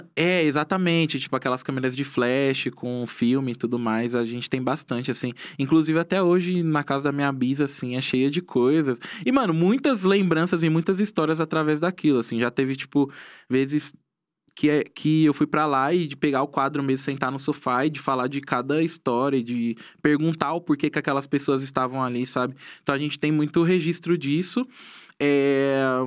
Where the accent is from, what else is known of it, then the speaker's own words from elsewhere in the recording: Tanabi, São Paulo, Brazil; also born or lived in Itapecerica da Serra, Brazil / São Roque, Brazil; now in São Paulo, Brazil; Tanabi, que é a cidade da onde eu, eu, na onde eu cresci